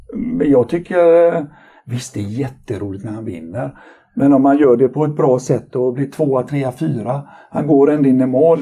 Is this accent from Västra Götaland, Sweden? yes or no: yes; Mölndal, Västra Götaland, Sweden; also born or lived in Partille; Jag är egentligen född i Partille men så har jag bott i Mölndal hela mitt liv i princip